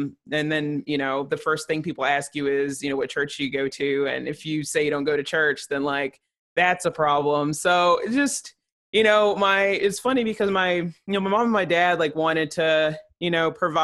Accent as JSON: {"language": "English", "town": "Chattanooga", "region": "Tennessee", "country": "United States", "tie": "born or raised there", "also_born_or_lived": "Johnson City, Tennessee", "moved": "yes", "said": "growing up in Chattanooga"}